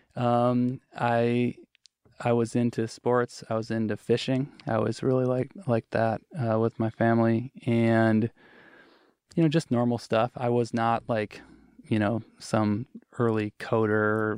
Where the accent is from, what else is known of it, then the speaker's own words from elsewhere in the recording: Wisconsin, United States; moved away as an adult; also born or lived in Seattle; I grew up in Wisconsin.